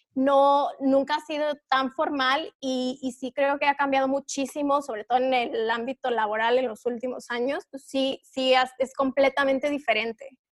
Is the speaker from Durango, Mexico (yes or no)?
yes; Durango, Mexico; now in Mexico City, Mexico; yo soy de Durango, pero llevo ya mucho tiempo viviendo en la Ciudad de México